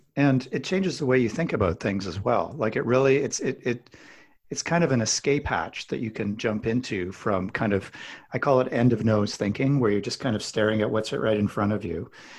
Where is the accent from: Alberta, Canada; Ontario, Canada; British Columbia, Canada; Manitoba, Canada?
Alberta, Canada; I'm kind of a meat and potatoes guy. I grew up in Alberta, Canada